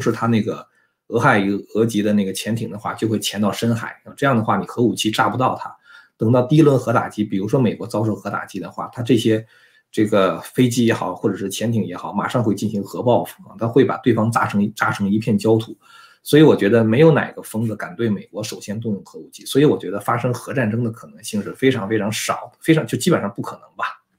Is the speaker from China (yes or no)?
yes; China; 我们作为中国人